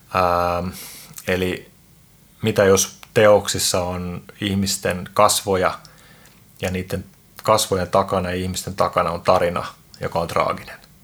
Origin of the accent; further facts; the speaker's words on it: Helsinki, Uusimaa, Finland; mun tausta on se, että mä oon Itä-Pasilasta, eli siis Suomen Bronxista